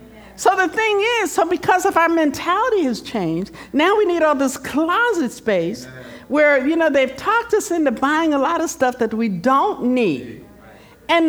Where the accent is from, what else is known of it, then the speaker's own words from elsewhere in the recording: Philadelphia, Pennsylvania, United States; moved away; I'm from the East Coast, I'm from Philadelphia